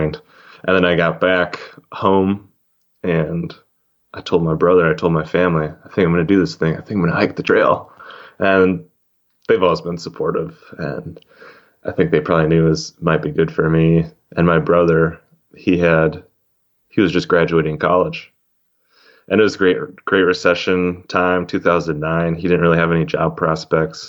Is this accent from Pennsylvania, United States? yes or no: no; Wisconsin, United States; moved away as an adult; I grew up in Wisconsin